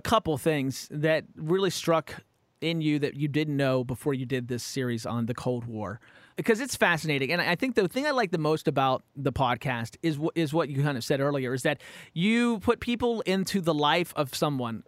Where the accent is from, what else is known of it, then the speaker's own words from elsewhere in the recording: Romney, West Virginia, United States; now in California, United States; I grew up in West Virginia